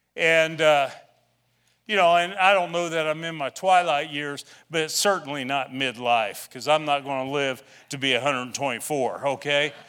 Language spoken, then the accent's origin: English; Shawnee County, Kansas, United States; moved away; also born or lived in Illinois; I grew up in Shawnee County, the other side of Topeka.